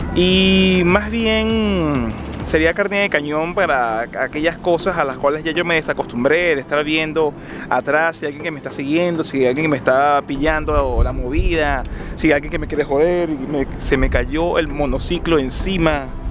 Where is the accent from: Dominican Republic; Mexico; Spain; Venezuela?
Venezuela; moved away as an adult; cuando se decidió que había que salir de Venezuela, yo personalmente me dije que yo no estimo que vaya a regresar a mi país de origen